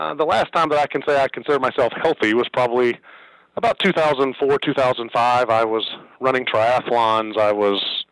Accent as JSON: {"language": "English", "town": "Greensboro", "region": "North Carolina", "country": "United States", "tie": "born or raised there", "also_born_or_lived": "Chapel Hill, North Carolina / Pittsburgh, Pennsylvania", "said": "I grew up in Greensboro"}